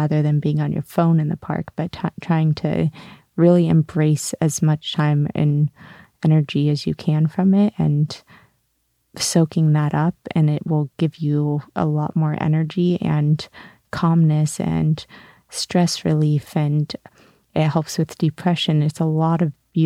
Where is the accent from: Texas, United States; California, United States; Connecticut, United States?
California, United States; Sonoma; moved away; Originally born in Sonoma, California